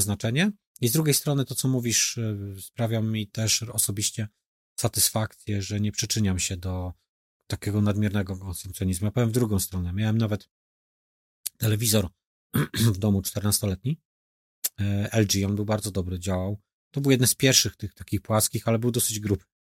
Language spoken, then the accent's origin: Polish; Poznań, Greater Poland, Poland; my w Wielkopolsce też myślę, że taką e, przedsiębiorczość tutaj i gospodarność bym to nazwał, że mamy tą gospodarność e, jako, jako poznaniacy budowaną